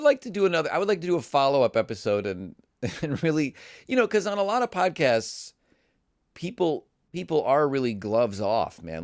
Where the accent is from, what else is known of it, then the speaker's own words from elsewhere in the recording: Cleveland, Ohio, United States; for a lot of Midwestern people, you know, growing up in Cleveland